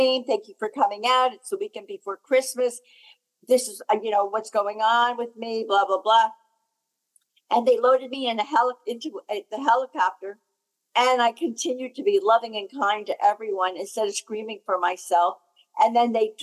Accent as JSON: {"language": "English", "region": "New Jersey", "country": "United States", "said": "I'm from New Jersey, New Jersey"}